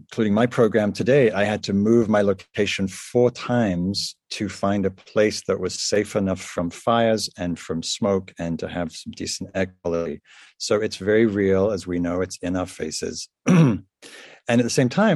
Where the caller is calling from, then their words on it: California, United States; I am calling in from California